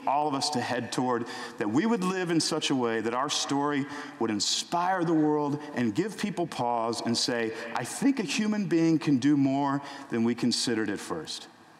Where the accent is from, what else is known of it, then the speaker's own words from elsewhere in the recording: Houston, Texas, United States; in my house growing up in Houston, Texas